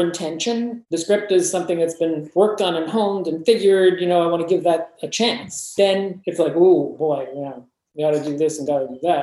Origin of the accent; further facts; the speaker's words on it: West Orange, New Jersey, United States; I grew up in West Orange, New Jersey